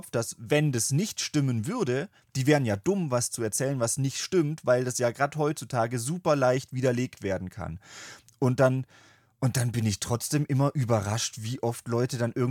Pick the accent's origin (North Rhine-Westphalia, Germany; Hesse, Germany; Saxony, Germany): Saxony, Germany; Ja, weiß, was ja keiner weiß, ist, dass wir eigentlich aus Sachsen kommen.